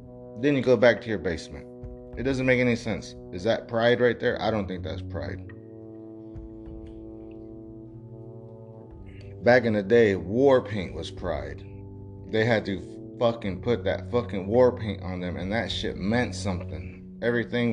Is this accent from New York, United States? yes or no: no; Texas, United States; I'm from Texas